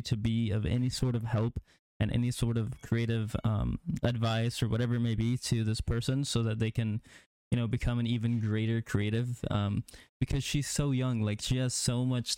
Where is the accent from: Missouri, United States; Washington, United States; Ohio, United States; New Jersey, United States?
Missouri, United States; Neosho; I came out of Neosho. That's where I graduated, and I started doing photography in, like, 7th, 8th grade